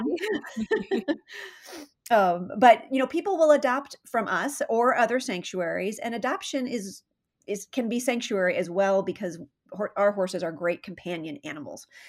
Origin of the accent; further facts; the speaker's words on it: San Diego, California, United States; now in Saratoga, United States; I grew up um, in Southern California, so for those listening, um, San Diego is my hometown